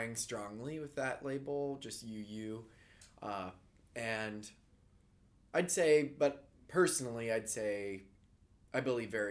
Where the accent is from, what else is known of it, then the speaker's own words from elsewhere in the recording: Ohio, United States; growing up in Ohio